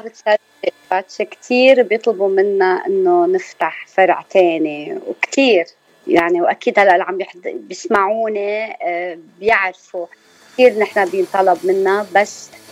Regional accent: Zahle, Beqaa, Lebanon; moved away as an adult; now in North Hollywood, United States; نحن من لبنان وتحديدا من زحلة أنا وجوزي من زحلة اثنيناتنا

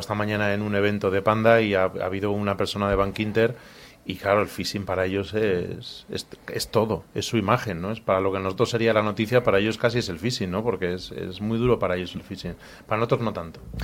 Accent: Madrid, Community of Madrid, Spain; nací en Madrid

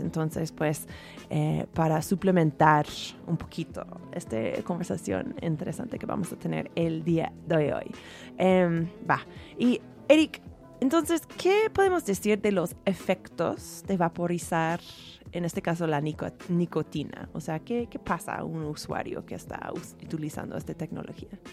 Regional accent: San Francisco, California, United States; yo soy de San Francisco.

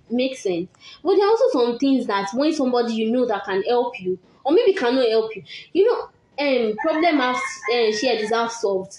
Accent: Nigeria; I'm a Nigerian girl.

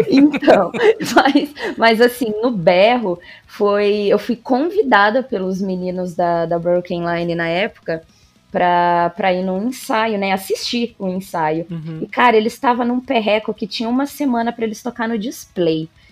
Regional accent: Marília, São Paulo, Brazil; moved away as an adult; now in Bauru, Brazil; Eu sou de Marília, é aqui interior de São Paulo. Atualmente eu moro em Bauru

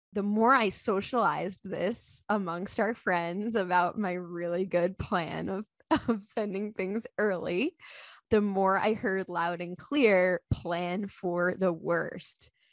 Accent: Long Island, New York, United States; moved away as an adult; also born or lived in Alexandria, Virginia / Carlsbad, California; now in Saint Robert, United States; I was born and raised on Long Island in New York, where I lived for about twenty-seven years

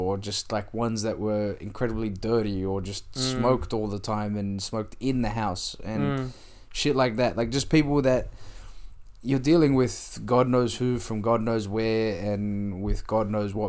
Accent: Australia; also born or lived in Egypt; Was, yeah, I'm from Australia. All right, yeah. And then when they do the weird face, like, you don't look Australian.

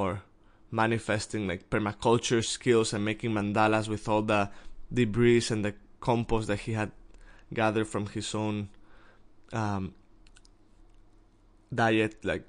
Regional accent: Mexico; I'm from Mexico

